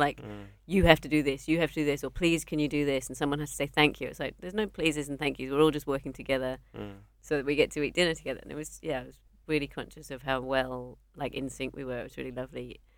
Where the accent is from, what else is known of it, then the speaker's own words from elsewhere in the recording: Australia; I'm here for 10 days. I'm visiting from Australia.